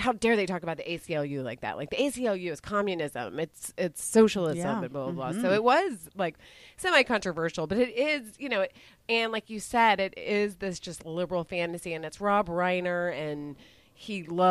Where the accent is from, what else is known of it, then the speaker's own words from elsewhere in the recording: Dallas, Texas, United States; I grew up in Dallas, but the part of Dallas I grew up in was very conservative, or is very conservative.